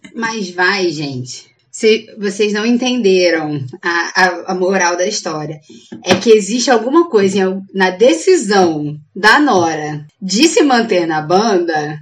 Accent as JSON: {"language": "Portuguese", "country": "Brazil", "said": "A gente é brasileira mesmo."}